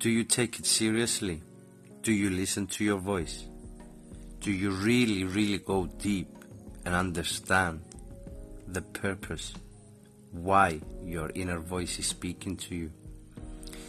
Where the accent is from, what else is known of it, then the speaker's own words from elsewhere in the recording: Cyprus; I am from Cyprus and I am an entrepreneur.